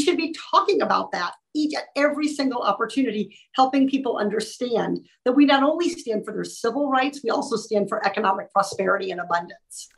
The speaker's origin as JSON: {"language": "English", "area": "Orange County", "region": "California", "country": "United States", "said": "as a resident of Orange County, as a Californian"}